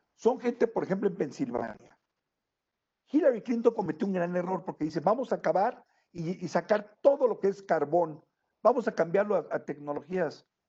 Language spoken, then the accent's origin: Spanish; Mexico; moved away; also born or lived in United States; tengo una nacionalidad mexicana por nacimiento. Y he residido por años realmente en los Estados Unidos.